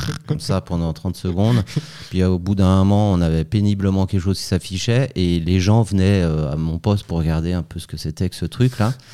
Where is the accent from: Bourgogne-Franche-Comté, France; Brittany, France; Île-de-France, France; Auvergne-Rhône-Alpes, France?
Auvergne-Rhône-Alpes, France; Chambéry; moved away as an adult; also born or lived in Paris / Lausanne; now in Switzerland; je suis né à Chambéry en Savoie